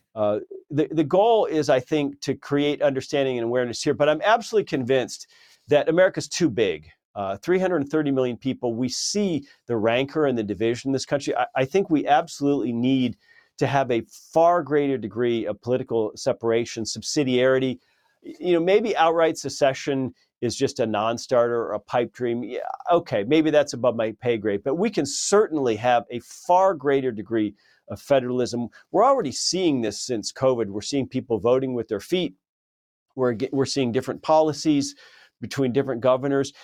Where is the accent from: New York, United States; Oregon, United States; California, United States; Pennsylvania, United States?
California, United States; moved away; I lived in California for many, many years, my home state